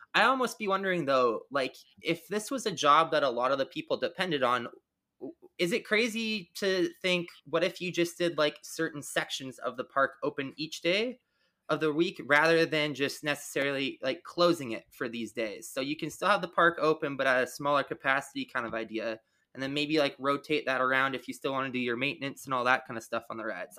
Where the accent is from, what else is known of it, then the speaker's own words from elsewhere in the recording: Canada; I'm Canadian.